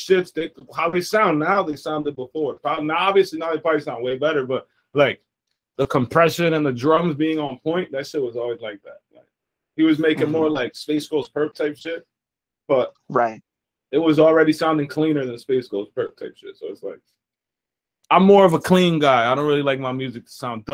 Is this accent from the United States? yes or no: yes; New Jersey, United States; also born or lived in New York; I'm from Jersey.